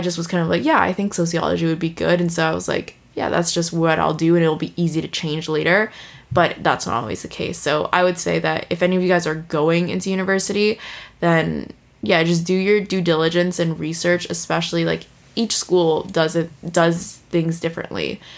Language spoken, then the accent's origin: English; San Francisco, California, United States; moved away as an adult; also born or lived in Toronto, Canada; now in Vancouver, Canada; I was born in Toronto, and um, I moved to San Francisco. Like my family moved to San Francisco when I was two or three years old, and I was raised there, lived there my whole entire life up until I graduated high school